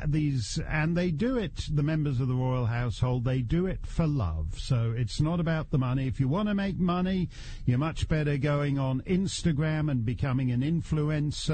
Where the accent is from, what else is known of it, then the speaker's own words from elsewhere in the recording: Canada; now in United States; as a Canadian... who's way overstayed in the United States